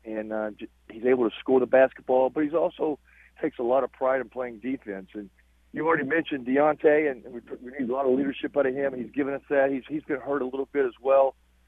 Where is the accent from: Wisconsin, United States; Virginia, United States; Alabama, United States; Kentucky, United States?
Kentucky, United States; Eastern; accent: drawn-out dialect; moved away; But I'm definitely not from New York. I'm from Eastern Kentucky.